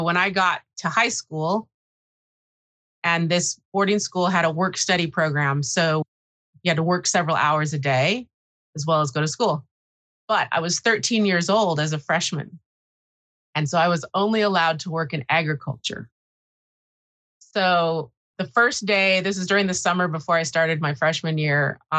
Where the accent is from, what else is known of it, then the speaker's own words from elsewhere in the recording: Watsonville, California, United States; I was born in Watsonville, California, which is a very small agriculture town on the Monterey Bay, and raised there